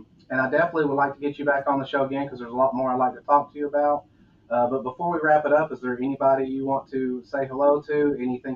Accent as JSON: {"language": "English", "region": "the South", "country": "United States", "accent": "Southern", "said": "I'm from the South, so I got the Southern accent."}